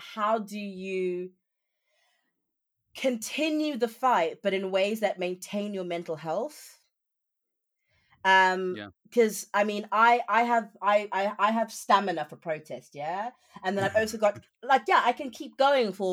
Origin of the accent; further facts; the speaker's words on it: South Africa; moved away as an adult; now in United Kingdom; I'm South African, so I'm not even from here, and I'm an immigrant in the UK